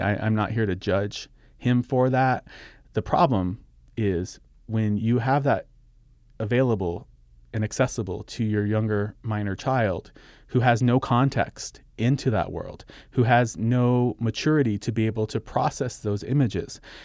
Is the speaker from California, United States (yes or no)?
no; Socorro, New Mexico, United States; my hometown of Socorro, New Mexico